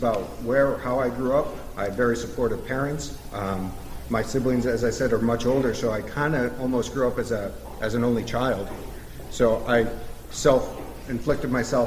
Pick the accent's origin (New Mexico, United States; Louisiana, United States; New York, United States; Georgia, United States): New York, United States; Waterford; I grew up in Waterford